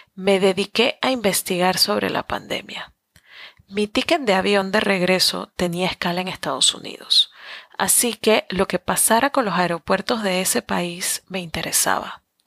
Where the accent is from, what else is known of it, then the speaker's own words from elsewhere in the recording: Panama; moved away as an adult; Soy latina, soy panameña, muy aferrada a mis raíces